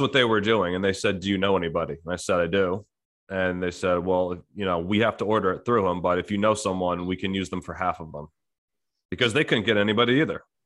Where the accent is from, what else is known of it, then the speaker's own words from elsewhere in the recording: New Jersey, United States; I was born and raised in New Jersey